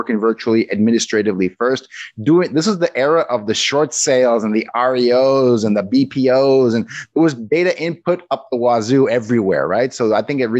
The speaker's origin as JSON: {"language": "English", "country": "Mexico", "moved": "as an adult", "lives_now": "United States", "said": "I'm originally from Mexico. I went to work in the U.S., early 2000s as a software engineer"}